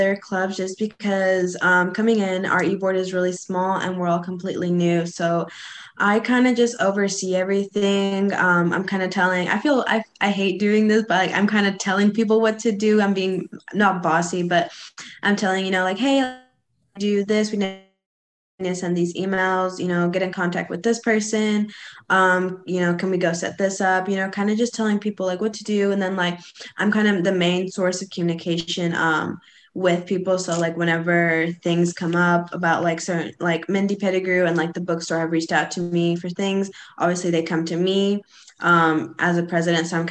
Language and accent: English; Heber Springs, Arkansas, United States; My hometown is Heber Springs, Arkansas.